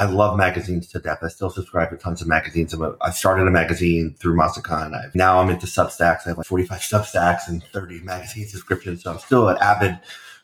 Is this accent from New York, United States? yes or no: yes; New York City, New York, United States; I grew up in New York City in Brooklyn, and just a kind of a working class family